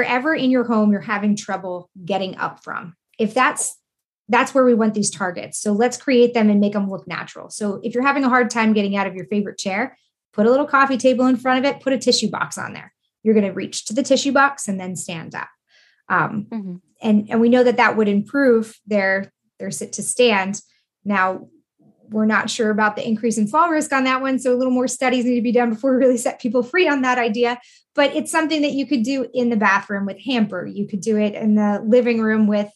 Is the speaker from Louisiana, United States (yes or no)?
no; New York, United States; I'm from New York